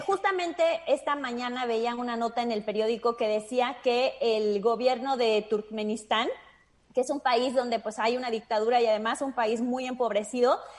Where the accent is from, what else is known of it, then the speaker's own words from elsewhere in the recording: Mexico; como mexicanos ya estamos acostumbrados